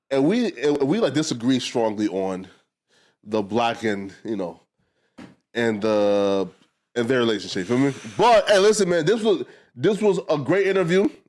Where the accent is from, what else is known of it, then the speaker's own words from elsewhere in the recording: Fargo, North Dakota, United States; also born or lived in Moorhead; I'm from Fargo, Moorhead, so that's like Minnesota is Moorhead. Fargo is, is like North Dakota.